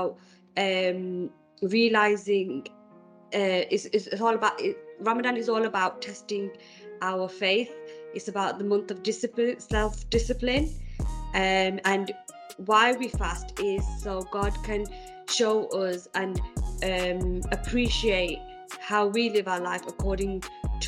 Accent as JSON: {"language": "English", "town": "Manchester", "region": "North West England", "country": "United Kingdom", "moved": "yes", "lives_now": "Birmingham, United Kingdom", "said": "I'm originally from Manchester, moved to Birmingham"}